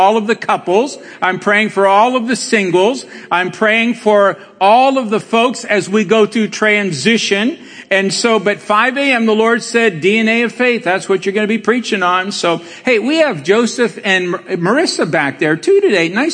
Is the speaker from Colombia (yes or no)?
yes; Colombia; now in Cleveland, United States; as we say in Colombia